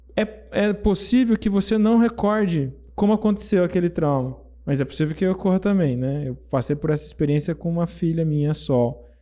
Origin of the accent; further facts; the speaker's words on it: interior of São Paulo state, Brazil; eu sou brasileiro do interior paulista, né? Interior de São Paulo